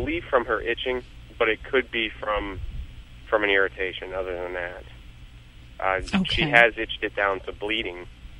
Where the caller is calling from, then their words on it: Youngstown, Ohio, United States; Youngstown, Ohio.